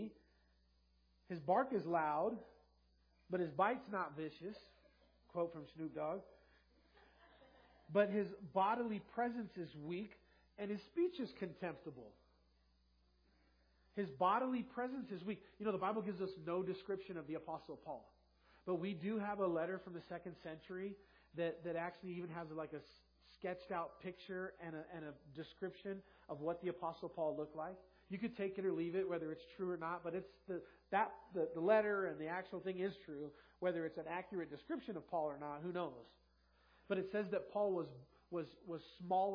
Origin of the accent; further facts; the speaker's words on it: Los Angeles, California, United States; I grew up in South LA, and it was very multiracial